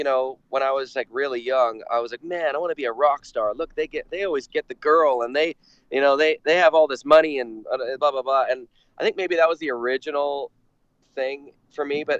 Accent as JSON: {"language": "English", "town": "Vancouver", "region": "British Columbia", "country": "Canada", "tie": "born or raised there", "said": "growing up in Vancouver"}